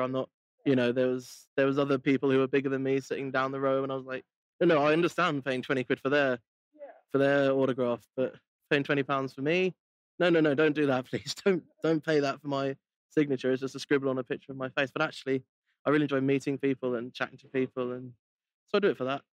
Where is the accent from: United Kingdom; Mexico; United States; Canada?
United Kingdom; I'm so British